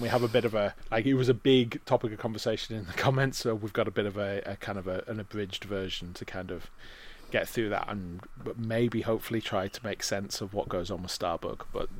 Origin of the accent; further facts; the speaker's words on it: England, United Kingdom; I'm sorry, I'm English, I don't speak Bulgarian.